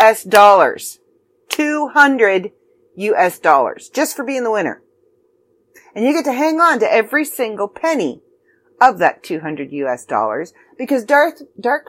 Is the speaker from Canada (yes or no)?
yes; Canada; I'm Canadian